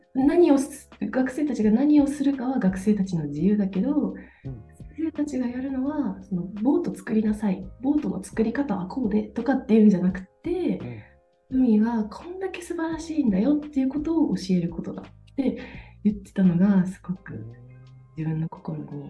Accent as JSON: {"language": "Japanese", "region": "Toyama", "country": "Japan", "tie": "born or raised there", "moved": "as an adult", "lives_now": "Denmark", "said": "地元富山"}